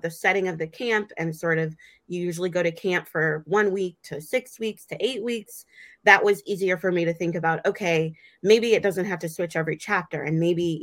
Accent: Michigan, United States; moved away; I grew up partially in Michigan

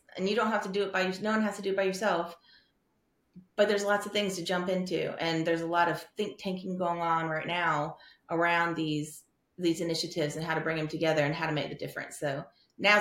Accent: South Texas, United States; moved away; I grew up in South Texas, which is the South, but it's not the South

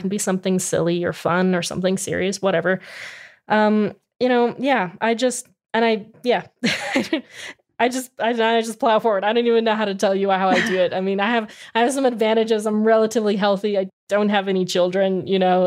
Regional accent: Arizona, United States; I grew up in Arizona

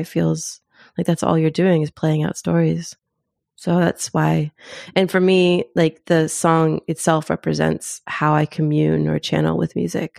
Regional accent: Zimbabwe; born there; But also, I was born in Africa. I was born in Zimbabwe. So hearing … on that album

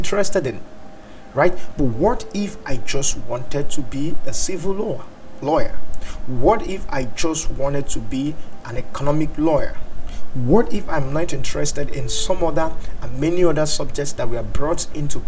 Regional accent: Nigeria; I'm from Nigeria

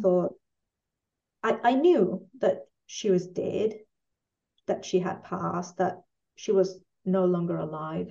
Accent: Mexico; moved away as an adult; now in Chile; I'm originally from Mexico and I've been mm-hmm. living here for 19 years

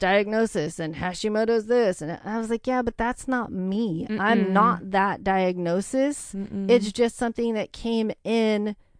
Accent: The Dalles, Oregon, United States; I am. Yeah. I was born in the Dalles. I was 2 miles outside of, you know, the town.

